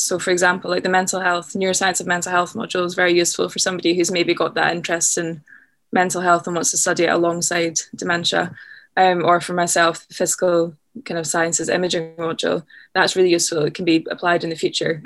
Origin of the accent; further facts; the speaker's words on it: just outside of Glasgow, Scotland, United Kingdom; moved away as an adult; also born or lived in Loch Lomond; now in London, United Kingdom; I grew up sort of just outside of Glasgow